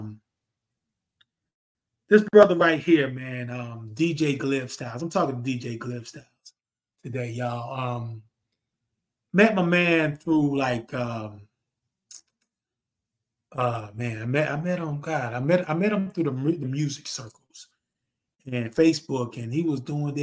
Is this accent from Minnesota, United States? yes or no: no; North Carolina, United States; I'm from North Carolina